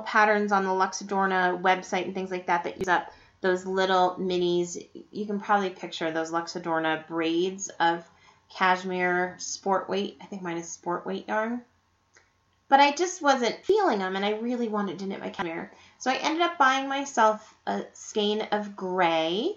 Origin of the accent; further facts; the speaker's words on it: Estes Park, Colorado, United States; my hometown of Estes Park, Colorado.